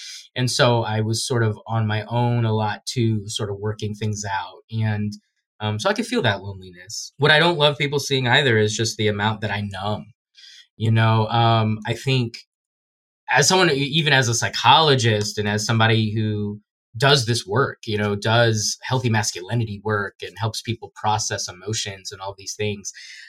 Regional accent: Guyana; You know, when I tell people I'm from Guyana, I had a lot of people just saying, oh, like thought I was making fun of being like a guy from like a random country.

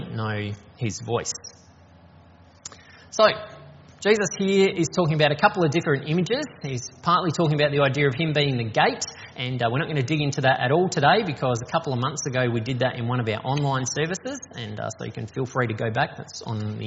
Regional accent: Strathalbyn, South Australia, Australia; also born or lived in Hawker / Yorketown; now in Adelaide, Australia; So I grew up in the country, so I was born here in Adelaide, but when I was 6 months old we moved to Hawker in the Flinders Ranges, and then when I was 3 we moved to Yorktown on the York Peninsula, and then when I was 10 we moved to Strathalbyn up in the hills, and I was there until I finished high school

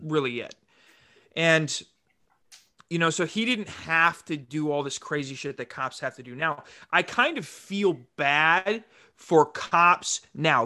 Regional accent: Rapid City, South Dakota, United States; in South Dakota, like, I grew up in Rapid City.

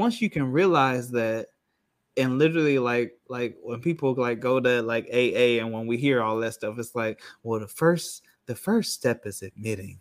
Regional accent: Rockford, Illinois, United States; moved away as an adult; now in Orlando, United States; I'm from Rockford, Illinois, which is about forty-five minutes to an hour outside of Chicago.

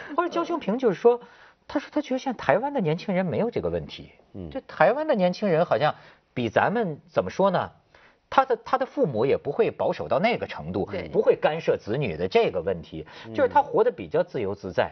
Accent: China; 因为我是大陆人

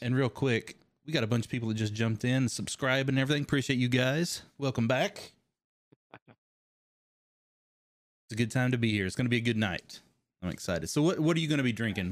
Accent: Kentucky, United States; I grew up in Kentucky

